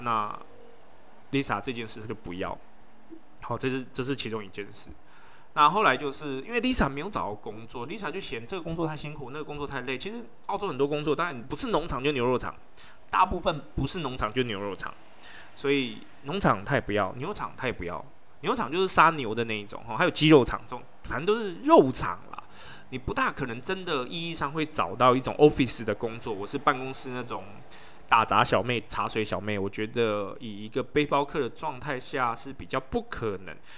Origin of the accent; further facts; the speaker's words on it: Taiwan; 我们台湾人